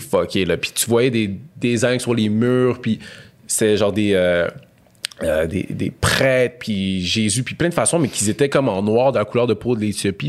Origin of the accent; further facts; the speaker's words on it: Montreal, Quebec, Canada; j'ai grandi à Montréal-Nord